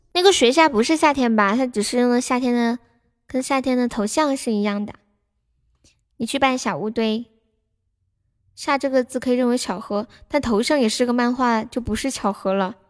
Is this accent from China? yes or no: yes; China; 作为一个中国人